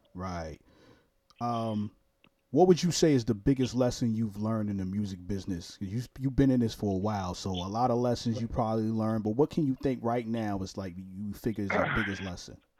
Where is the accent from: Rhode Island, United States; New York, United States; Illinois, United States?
New York, United States; New York City; I'm from Brooklyn too